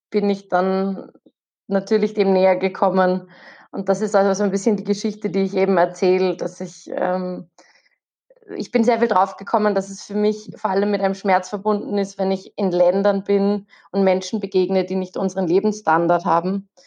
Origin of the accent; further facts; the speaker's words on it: Austria; weil wir sind, wir kommen aus Österreich. Und Österreich ist ein winziges Land.